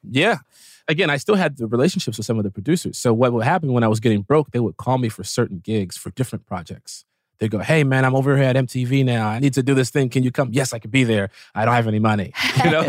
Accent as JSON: {"language": "English", "town": "Chicago", "region": "Illinois", "country": "United States", "said": "we are both from Chicago"}